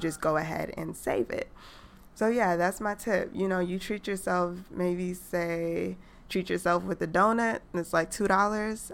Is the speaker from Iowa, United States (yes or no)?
no; New York City, New York, United States; now in Atlanta, United States; I'm from New York